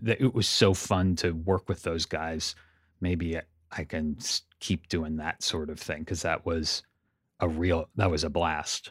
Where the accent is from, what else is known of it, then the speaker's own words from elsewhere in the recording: Santa Cruz, California, United States; moved away as an adult; also born or lived in Pasadena; I grew up in Santa Cruz, up in Northern California.